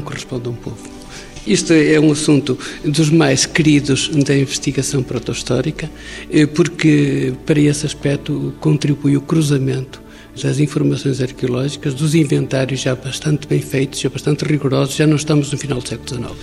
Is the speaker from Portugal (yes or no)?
yes; Sanfins, Portugal; eu nasci em São Fins, a minha avó nasceu nesta casa, no museu